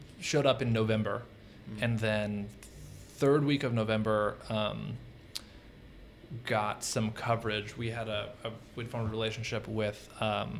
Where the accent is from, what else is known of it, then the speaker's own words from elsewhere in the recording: East Tennessee, United States; also born or lived in San Francisco; now in Atlanta, United States; I'm from East Tennessee